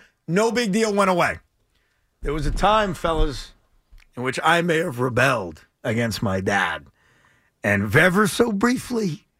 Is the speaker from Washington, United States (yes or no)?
no; Long Island, New York, United States; I grew up on Long Island, but Cowboy fans were everywhere.